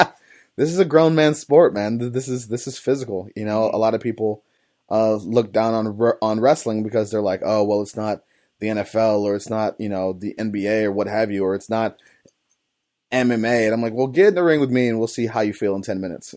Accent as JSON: {"language": "English", "town": "East Cleveland", "region": "Ohio", "country": "United States", "tie": "born or raised there", "said": "I grew up in East Cleveland, on the east side of Cleveland, Ohio"}